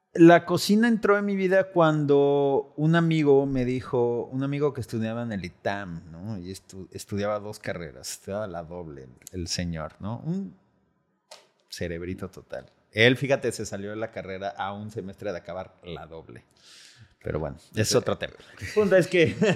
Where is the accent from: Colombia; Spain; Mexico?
Mexico; Mexico City; moved away as an adult; also born or lived in California; now in Los Cabos, Mexico; yo soy de la Ciudad de México originalmente